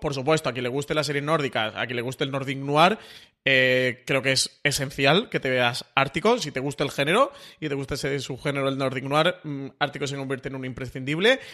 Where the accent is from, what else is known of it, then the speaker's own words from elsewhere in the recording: Málaga, Andalusia, Spain; Yo, como buen malagueño